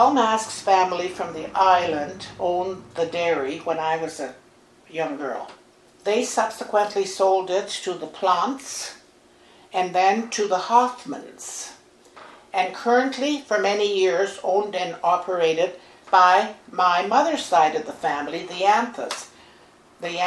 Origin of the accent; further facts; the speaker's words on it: Barry's Bay, Ontario, Canada; my childhood and growing up in Barry's Bay